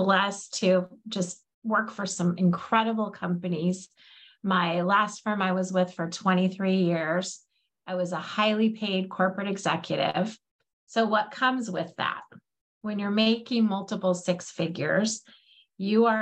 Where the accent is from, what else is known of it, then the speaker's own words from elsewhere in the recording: Alaska, United States; I grew up in Alaska